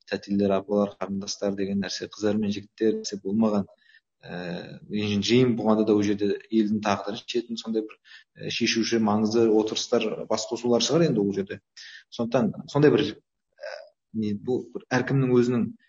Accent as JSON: {"language": "Kazakh", "country": "Kazakhstan", "said": "мен қазақ ретінде қазақстандық ретінде"}